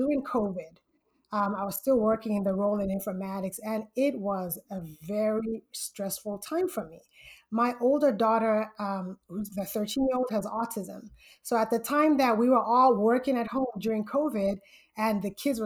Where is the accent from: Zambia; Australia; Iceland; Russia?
Zambia; moved away as an adult; now in Southern California, United States; I'm originally from Zambia, Central Africa, and I came to the United States for college.